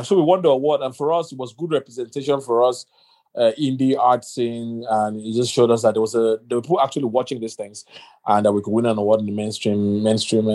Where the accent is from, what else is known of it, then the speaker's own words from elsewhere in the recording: Nigeria; I'm a Nigerian guy